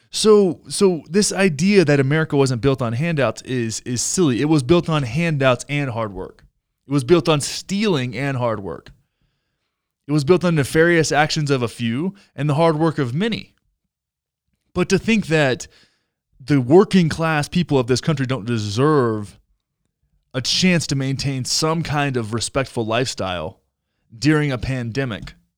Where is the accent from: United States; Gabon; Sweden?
United States; Texas; I grew up in Texas